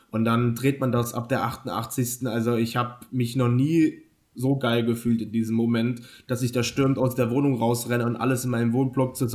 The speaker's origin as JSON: {"language": "German", "region": "Bremen", "country": "Germany", "said": "Und natürlich als Bremer muss"}